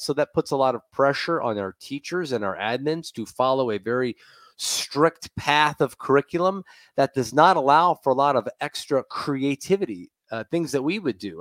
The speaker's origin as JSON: {"language": "English", "town": "Tampa", "region": "Florida", "country": "United States", "said": "I'm a Bucks fan, I'm from Tampa"}